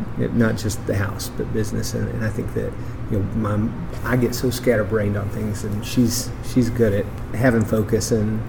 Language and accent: English; Sevier County, Tennessee, United States; also born or lived in Pigeon Forge; my family moved in to the county in about the late 1700s. So we're from Sevier County. I am from Sevier County.